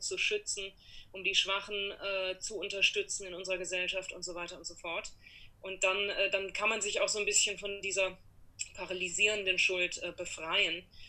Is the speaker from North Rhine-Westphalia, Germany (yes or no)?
no; Karlsruhe, Baden-Württemberg, Germany; moved away as an adult; now in New York, United States; Mein Großvater war Fahrlehrer äh, in Karlsruhe, in meiner Heimatstadt